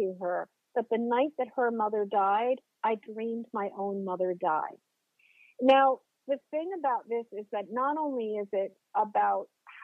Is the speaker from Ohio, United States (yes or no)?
no; just outside of the Boston area, Massachusetts, United States; moved away as an adult; now in Maine, United States; I currently live in Maine, but I grew up in Massachusetts. I grew up just outside of the Boston area